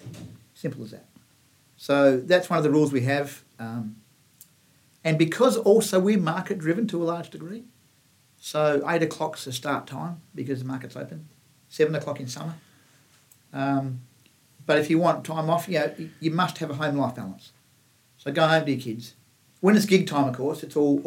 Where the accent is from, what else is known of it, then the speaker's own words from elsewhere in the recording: Kalgoorlie, Western Australia, Australia; I was brought up in Kalgoorlie. In fact, on a sheep station out of Kalgoorlie.